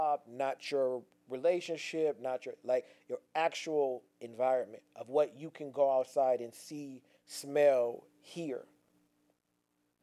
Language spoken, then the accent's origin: English; Pasadena, California, United States; moved away; also born or lived in Gardena, California; I was born in Gardena, but I was raised in Pasadena